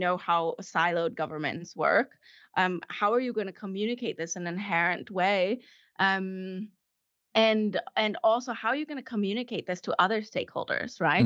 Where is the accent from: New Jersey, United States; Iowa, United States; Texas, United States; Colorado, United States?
Colorado, United States; moved away as an adult; also born or lived in California / Chile / Stuttgart, Germany; now in Germany; I grew up in Colorado